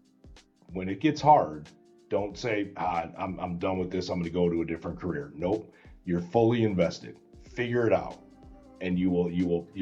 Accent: Chicago, Illinois, United States; I come from Chicago

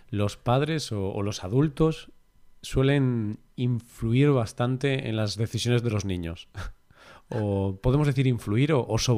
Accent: Vigo, Galicia, Spain; En este caso, el Celta, pues es mi ciudad y mi familia, todas del Celta, y bueno, pues somos del Celta.

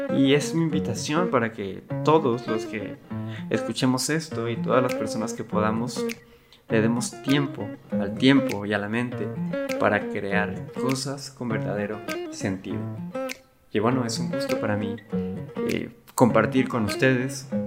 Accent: Cancún, Quintana Roo, Mexico; moved away as an adult; now in Monterrey, Mexico; yo soy originario de Cancún, ahorita estoy en Monterrey

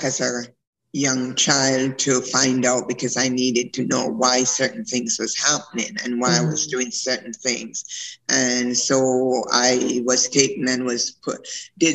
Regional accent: Jamaica; I was born in Jamaica. I'm a Maroon

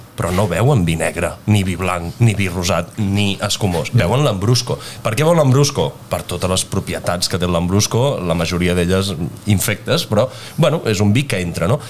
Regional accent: Penedès, Catalonia, Spain; also born or lived in Italy; sóc del Penedès

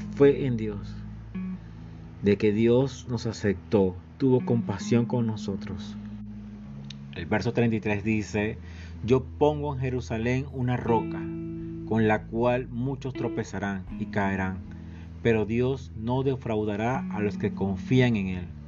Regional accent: Venezuela; Somos venezolanos, somos latinoamericanos

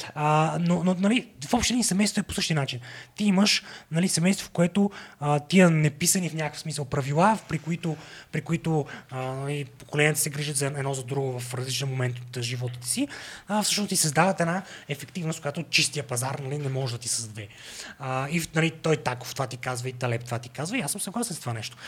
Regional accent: Sofia, Sofia City, Bulgaria; also born or lived in England / Washington; аз съм от София

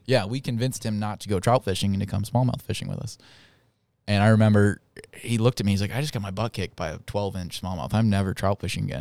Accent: Indiana, United States; moved away as an adult; I'm from Indiana. Uh, grew up fly fishing for smallmouth bass on all of our beautiful farm runoff rinner, rivers

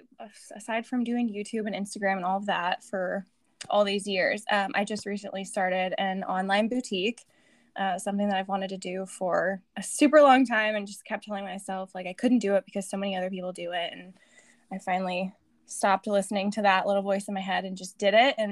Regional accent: Eureka, California, United States; also born or lived in Arizona; I was born in Northern California, a little coast town, Humboldt County, Eureka, California

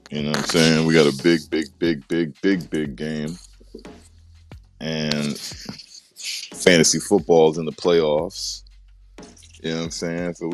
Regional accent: Maryland, United States; Good morning, stereo. I'm from Maryland.

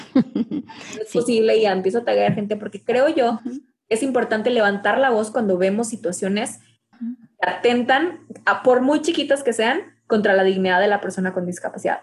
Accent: Mexico; me identifico como mexicana

